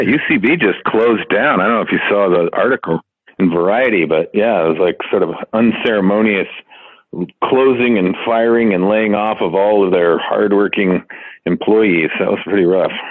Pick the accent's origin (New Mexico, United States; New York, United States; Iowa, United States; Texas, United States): New Mexico, United States; Santa Fe; moved away as an adult; also born or lived in Chicago, Illinois / Ohio / Los Angeles, California; now in Las Vegas, United States; Originally Chicago. Lived there till I was ten, and then moved to Santa Fe, New Mexico. Uh, lived there through end of high school.